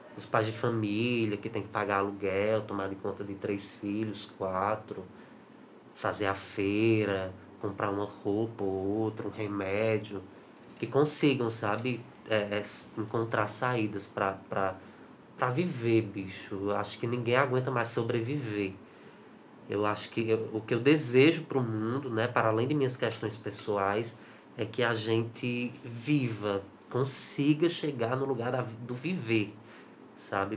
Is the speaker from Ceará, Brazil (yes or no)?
yes; Juazeiro do Norte, Ceará, Brazil; sou de Juazeiro do Norte